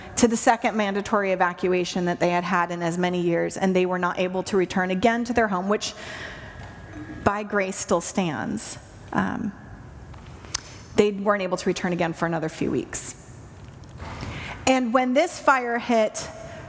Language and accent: English; Santa Rosa, California, United States; moved away; my hometown of Santa Rosa